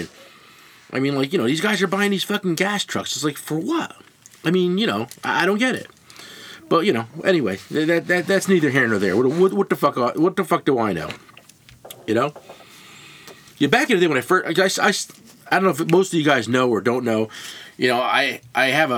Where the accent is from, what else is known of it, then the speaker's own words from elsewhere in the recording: New Jersey, United States; I grew up in New Jersey. I'm 53 years old. And I grew up in New Jersey.